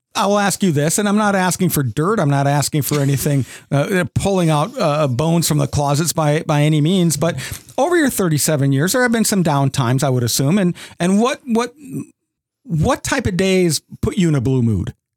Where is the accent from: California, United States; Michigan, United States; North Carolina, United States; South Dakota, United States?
South Dakota, United States; moved away as an adult; now in Owensboro, United States; I grew up in South Dakota